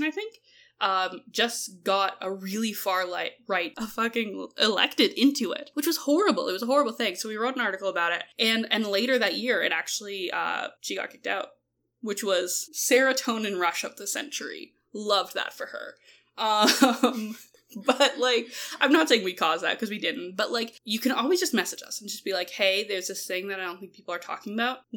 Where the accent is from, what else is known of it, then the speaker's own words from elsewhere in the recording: Canada; we're Canadian